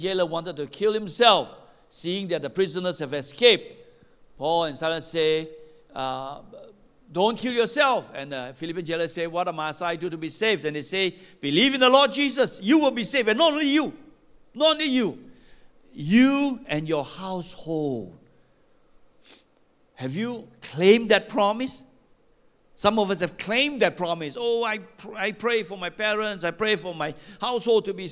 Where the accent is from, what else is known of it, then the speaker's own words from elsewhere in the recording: Malaysia; I come from Xinjiang.